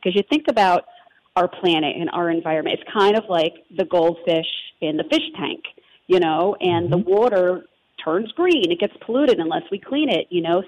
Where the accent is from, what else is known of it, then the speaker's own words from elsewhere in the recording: New Jersey, United States; accent: Jersey; growing up in New Jersey